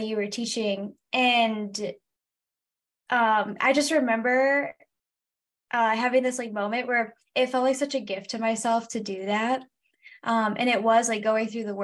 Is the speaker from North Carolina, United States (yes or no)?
no; Michigan, United States; I am from Michigan, America's High Five, and that's where I currently live.